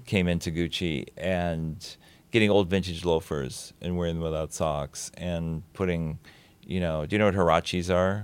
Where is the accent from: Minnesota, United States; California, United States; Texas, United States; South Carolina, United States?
Minnesota, United States; Saint Paul; also born or lived in Williamsburg, Brooklyn; now in New York, United States; I grew up in Saint Paul, Minnesota, always wishing I was from Minneapolis